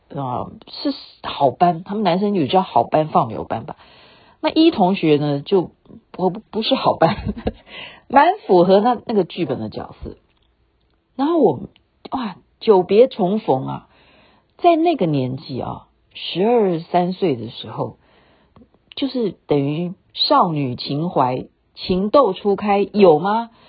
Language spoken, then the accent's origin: Chinese; Taiwan; 我们等于是在台湾出生的第二代啦